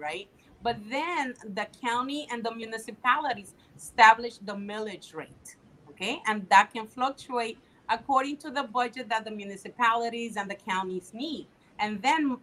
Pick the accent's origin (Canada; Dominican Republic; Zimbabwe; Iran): Dominican Republic; Tamayo, Bahoruco; also born or lived in New York; now in Miami, United States; I was born in the Dominican Republic in this tiny little town on the southwest side. My family, we're all from there. It's called Tamayo.